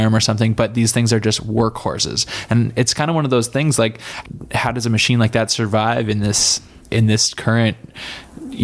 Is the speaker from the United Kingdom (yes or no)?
no; Bedford, Nova Scotia, Canada; Come from a smaller town, still not the big town, even out there. I'm from Bedford, Nova Scotia, 20 minutes outside